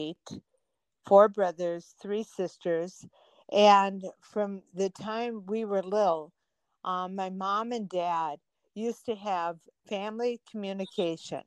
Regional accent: Minnesota, United States; we're from Minnesota

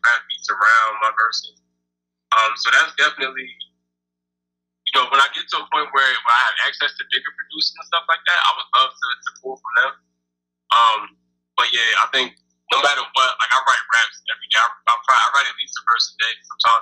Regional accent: New Jersey, United States; moved away as an adult; now in Chicago, United States; I'm a rapper from Jersey

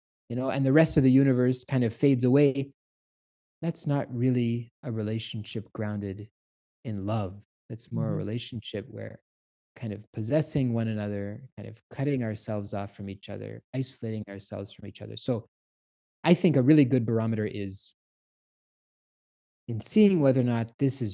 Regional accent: Canada; I'm Canadian.

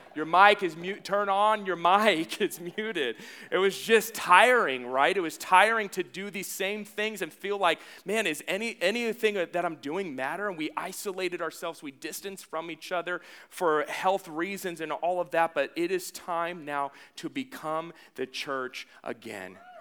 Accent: the Northwest, Pacific Northwest, United States; now in Las Vegas, United States; I'm from the Northwest

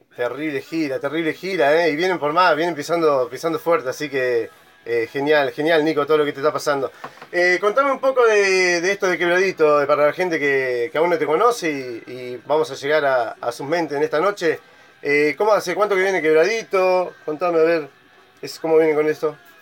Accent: Bariloche, Río Negro, Argentina; also born or lived in northern Argentina; yo soy de Bariloche

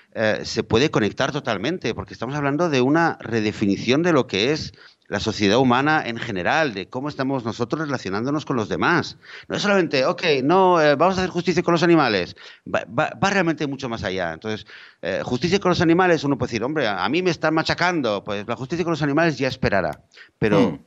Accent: Spain; yo en mi país, eh, eh, en España

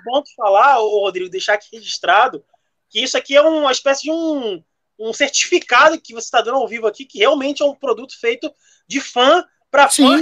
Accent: Brazil; eu como brasileiro falo, nós brasileiros temos

